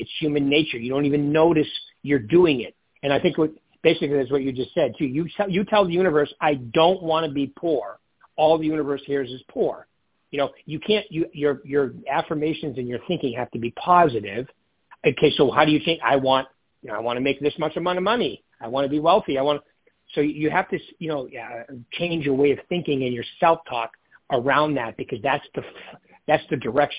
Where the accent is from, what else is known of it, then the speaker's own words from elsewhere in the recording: Northeast, United States; I come from the Northeast where it gets green, like green, right?